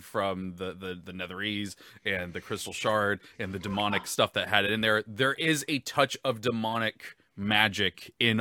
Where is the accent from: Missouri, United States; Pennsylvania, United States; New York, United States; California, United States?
California, United States; Southern; I grew up in Southern California